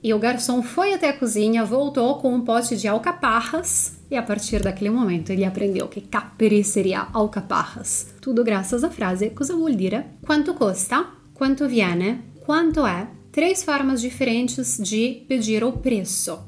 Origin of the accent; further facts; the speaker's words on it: Italy; Portuguese is a second language; moved away as an adult; also born or lived in São Paulo, Brazil; A gente, como italianos